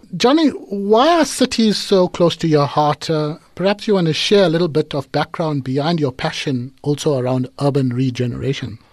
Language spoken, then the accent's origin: English; Durban, KwaZulu-Natal, South Africa; it's my hometown